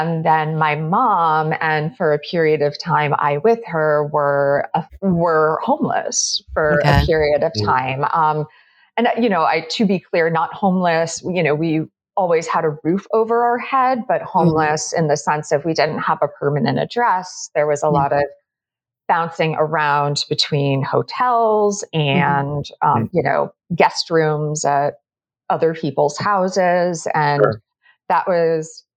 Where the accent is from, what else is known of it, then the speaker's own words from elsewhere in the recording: just outside of Boston, Massachusetts, United States; I grew up just outside of Boston